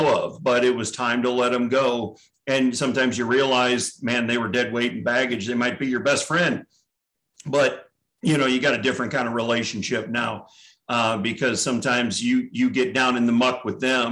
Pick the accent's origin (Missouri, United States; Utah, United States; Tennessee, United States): Missouri, United States; St. Louis; I was born and raised in St. Louis, Missouri.